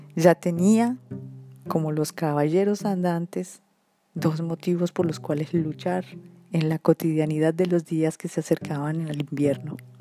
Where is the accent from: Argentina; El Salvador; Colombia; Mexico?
Colombia; moved away as an adult; now in France; era de Colombia